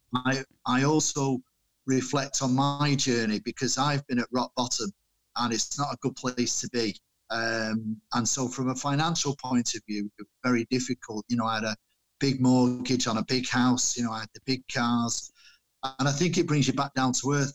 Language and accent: English; Manchester, North West England, United Kingdom; my parents came over here uh, and had me when in Manchester when they came over from Ireland